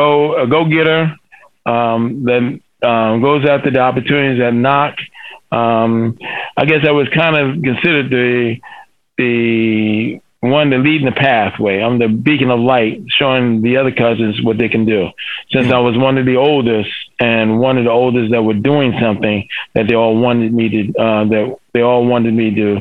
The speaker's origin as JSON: {"language": "English", "town": "Newark", "region": "New Jersey", "country": "United States", "tie": "born or raised there", "said": "I'm from Newark, New Jersey, the largest city in New Jersey. The public system there is not the best."}